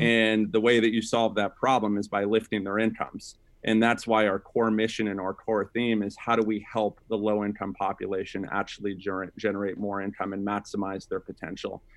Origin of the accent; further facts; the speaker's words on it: Sacramento, California, United States; I grew up in Sacramento, uh, California, with a single mom